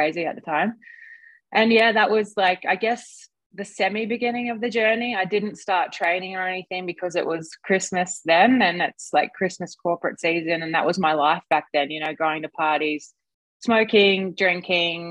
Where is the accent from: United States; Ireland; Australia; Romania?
Australia; I swam a little bit as a kid, as most Aussie kids